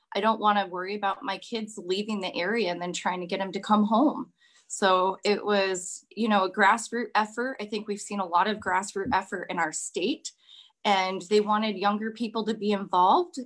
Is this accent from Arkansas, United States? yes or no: no; Kenai, Alaska, United States; I was born and raised here in Kenai